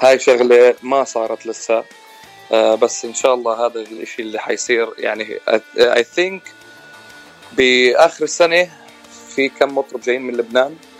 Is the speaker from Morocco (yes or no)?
no; Jordan; moved away as an adult; also born or lived in Palestine (ancestry); now in California, United States; انا آه يعني اوريجينالي من فلسطين بس مواليد الاردن آه، تخرجت من الاردن واجيت على امريكا تقريبا بال 2005